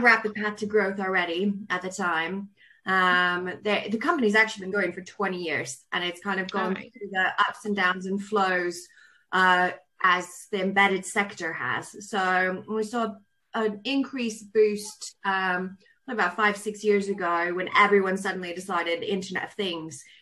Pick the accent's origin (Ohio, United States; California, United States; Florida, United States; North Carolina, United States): California, United States; Southern; accent: really weird accent; now in Cornwall, United Kingdom; I grew up in Southern California